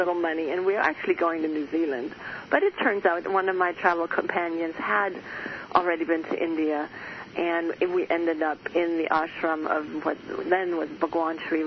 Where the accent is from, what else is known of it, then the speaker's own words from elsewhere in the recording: Germany; moved away; I was born and raised in Germany in the Catholic upbringing